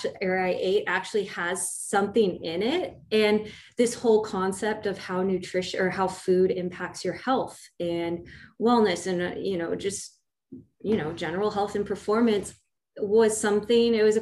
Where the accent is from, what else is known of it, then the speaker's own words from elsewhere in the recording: California, United States; I was born and raised in California